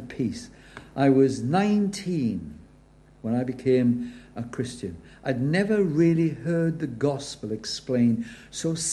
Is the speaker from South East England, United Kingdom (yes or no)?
no; Wales, United Kingdom; I'm Welsh